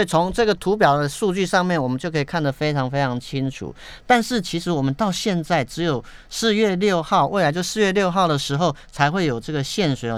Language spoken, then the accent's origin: Chinese; Yilan County, Taiwan; 我的老家宜兰那边就非常容易下雨